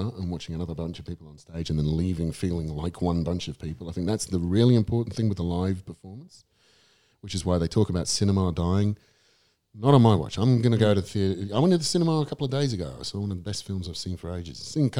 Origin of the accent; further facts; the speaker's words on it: London, United Kingdom; moved away; when I was growing up in London